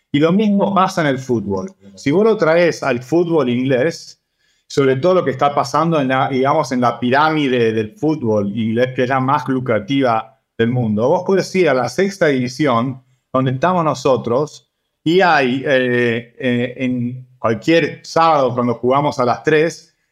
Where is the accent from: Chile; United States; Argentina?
Argentina; yo crecí en Argentina con eso, no solo jugando, pero también yendo a los varios partidos